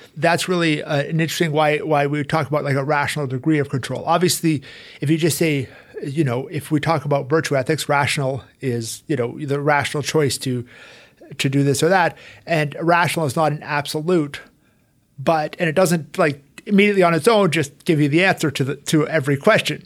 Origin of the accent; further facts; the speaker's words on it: Calgary, Alberta, Canada; moved away as an adult; also born or lived in Rome / United States; So I'm originally from Calgary, Alberta, Canada. Uh, I grew up there.